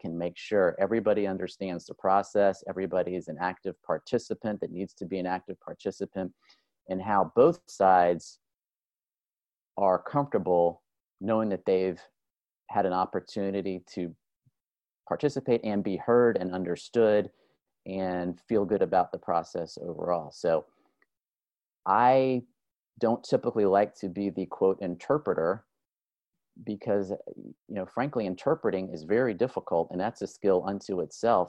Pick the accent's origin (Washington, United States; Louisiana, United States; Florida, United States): Florida, United States; Miami; I am originally from South Florida. I'm from Miami.